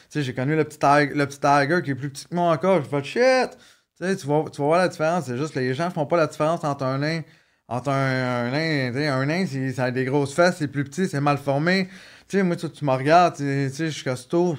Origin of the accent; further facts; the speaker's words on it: Montreal, Quebec, Canada; also born or lived in Maurice (birthplace, garbled) / Laval; je grandi à Montréal, la Chaîne-Ville-Saint-Pierre